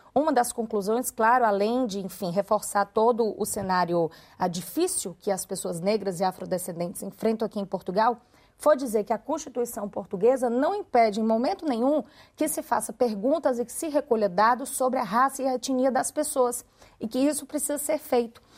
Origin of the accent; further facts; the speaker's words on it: Fortaleza, Ceará, Brazil; No Ceará, meu estado, é? eu sou de, de Fortaleza, estado do Ceará, região nordeste do Brasil